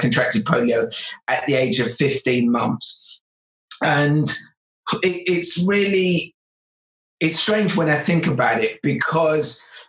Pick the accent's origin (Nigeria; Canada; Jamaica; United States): Nigeria; Lagos; born there; I was born in Lagos, Nigeria, and my parents were then forced into making a very, very big decision.